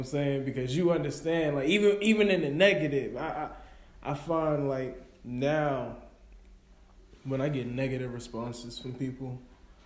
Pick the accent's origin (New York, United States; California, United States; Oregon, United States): New York, United States; I'm a New Yorker